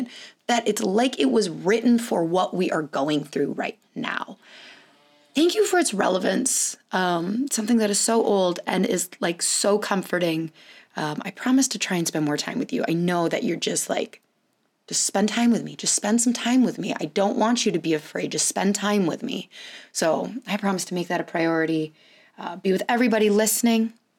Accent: California, United States; moved away; I was born in California, lived there for multiple years, and went back and would spend like a lot of my summer there for multiple years to visit my dad

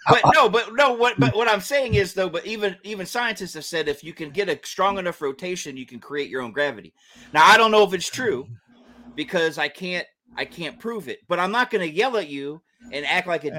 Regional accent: Georgia, United States; I was born and raised in Georgia.

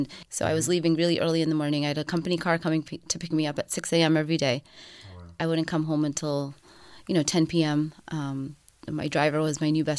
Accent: Punjab, India; moved away; So I'm North Indian. I'm Punjabi. My dad, you know, he's a self-made man. We immigrated from India, and he came alone for a while.

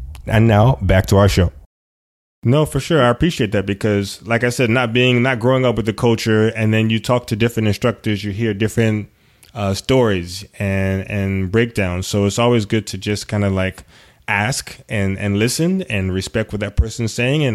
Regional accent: United States; especially being an African American and growing up in the U.S.

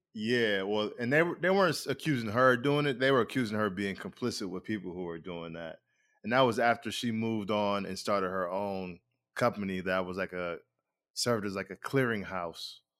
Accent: Rochester, New York, United States; I'm originally from Rochester, New York

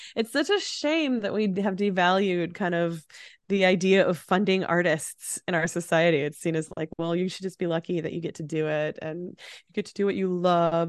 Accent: Chicago, Illinois, United States; also born or lived in Morocco; now in Racine, Wisconsin, United States; I love Chicago. Uh, it, it'll always be home

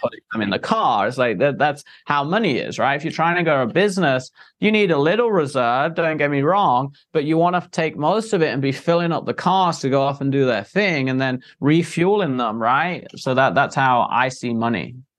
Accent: England, United Kingdom; moved away; I came from England, very Victorian, like old times

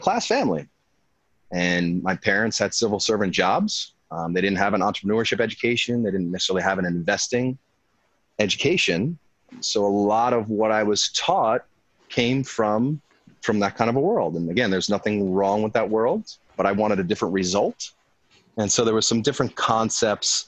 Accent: Long Island, New York, United States; now in California, United States; I grew up in the Northeast, Long Island, New York

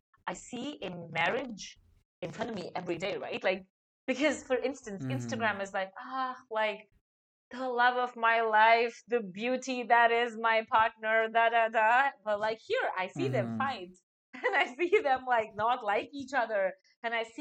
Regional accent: India; moved away as an adult; I'm a 31-year-old Indian woman

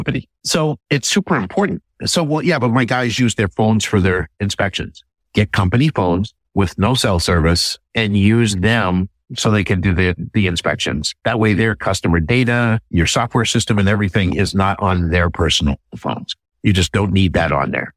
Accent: Northeast, United States; I'm from the Northeast

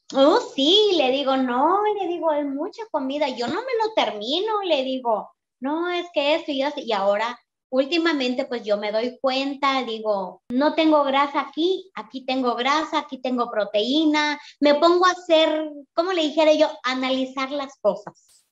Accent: Mexico; now in Phoenix, United States; vivo en Phoenix, pero yo soy mexicana

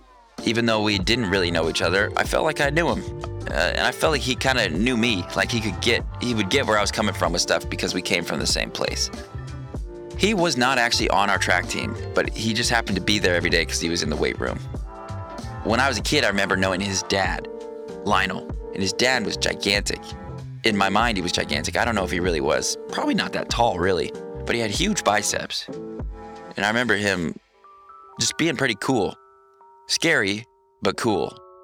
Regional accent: Ocean Park, Washington, United States; But I grew up in Ocean Park, Washington. Ocean Park is a little town about 3/4 of the way down the Long Beach Peninsula.

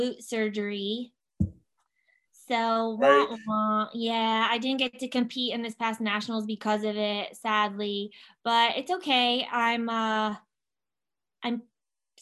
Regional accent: Clarksville, Tennessee, United States; moved away as an adult; also born or lived in Manchester, New Hampshire / Boston / New Jersey; we were stationed at Fort Campbell, Kentucky, which is right outside of Clarksville, Tennessee. That's where I grew up for 23 years

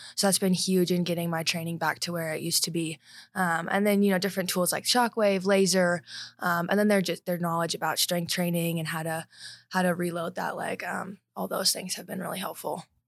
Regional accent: Highlands Ranch, Colorado, United States; I grew up in Highlands Ranch

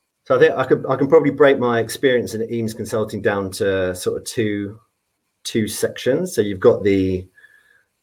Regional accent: Devon, South West England, United Kingdom; moved away; I grew up in Devon.

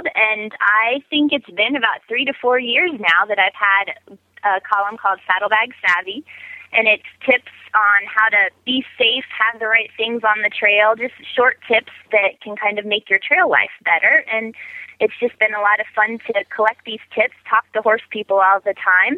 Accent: Ohio, United States; now in Colorado, United States; I grew up in Ohio

